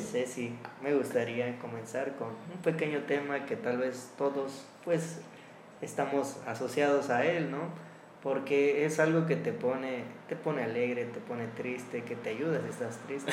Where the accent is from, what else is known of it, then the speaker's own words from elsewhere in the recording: Ciudad Altamirano, Guerrero, Mexico; now in Chilpancingo, Mexico; Soy originario de un municipio de la Tierra Caliente que se llama Pungarabato, ah, ah, ciudad Altamirano